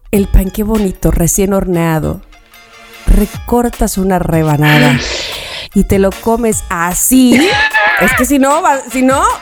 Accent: Veracruz, Mexico; Por favor, pero ¿de qué estamos hablando? Soy jarocha. Entonces aquí, por ejemplo, el lechero con una bomba es una cosa deliciosa.

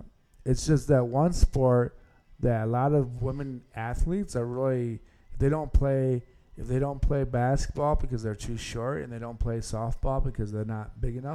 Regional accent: Hudsonville, Michigan, United States; So I think soccer, I know in Grand Rapids, especially where I grew up in Hudsonville, with a school I went to, we won a couple of state championships.

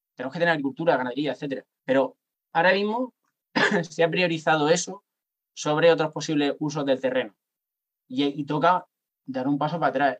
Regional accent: Cartagena, Region of Murcia, Spain; yo soy de Cartagena

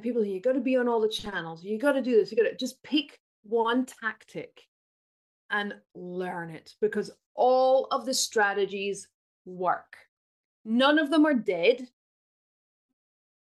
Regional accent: United Kingdom; I'm British

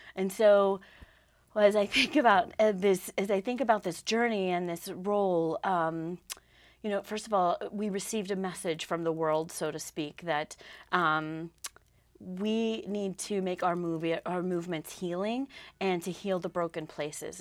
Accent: Southwest, United States; also born or lived in Lamoille County, Vermont; now in Vermont, United States; I grew up out in the Southwest

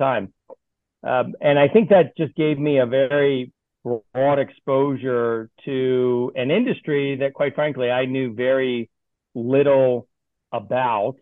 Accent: Baltimore, Maryland, United States; moved away as an adult; I grew up in Baltimore, Maryland, spent the first 18 years of my life there

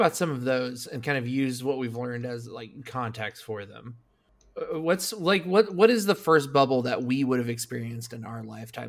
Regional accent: Indianapolis, Indiana, United States; born or raised there

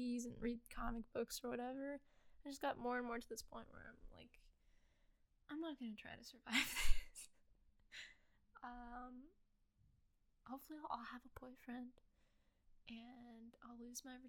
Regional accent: United States; born and raised in the United States, gonna live in the United States probably until

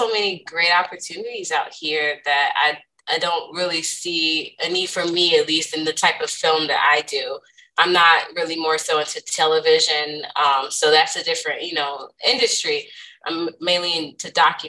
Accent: Culver City, California, United States; moved away as an adult; also born or lived in Philadelphia / New York; I grew up, born and raised in Southern California. I went to school at Culver City

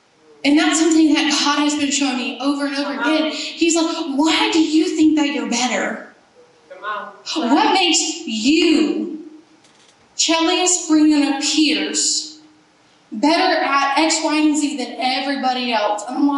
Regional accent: Germany; growing up in Germany, everyone had this code of rules. You do this and this and this on the Autobahn, the interstate.

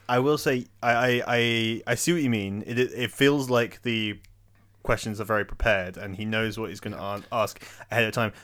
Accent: Oxford, South East England, United Kingdom; I spent most of my life l, growing up in Oxford

